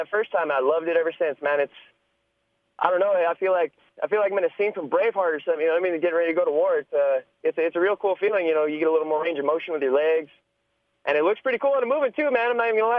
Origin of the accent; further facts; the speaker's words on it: New Mexico, United States; out here in my hometown.